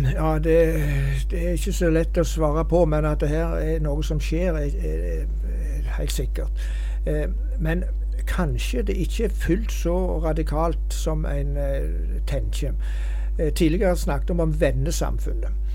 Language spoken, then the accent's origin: Norwegian; Hjelmeland, Rogaland, Norway; hjemme på Hjelmeland